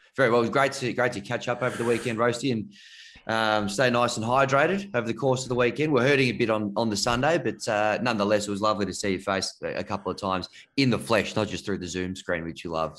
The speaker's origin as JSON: {"language": "English", "town": "Canberra", "region": "Australian Capital Territory", "country": "Australia", "tie": "born or raised there", "said": "I grew up in Canberra."}